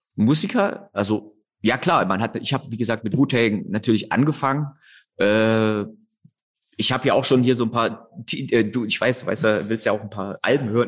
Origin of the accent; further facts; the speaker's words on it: Erfurt, Thuringia, Germany; ich komme aus Erfurt